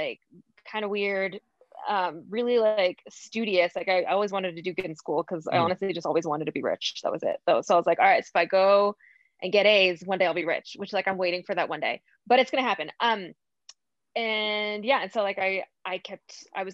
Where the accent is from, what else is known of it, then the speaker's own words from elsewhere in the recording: United States; I was born in America